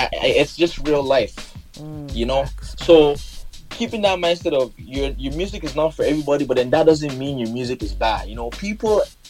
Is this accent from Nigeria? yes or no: yes; Nigeria; I'm from Nigeria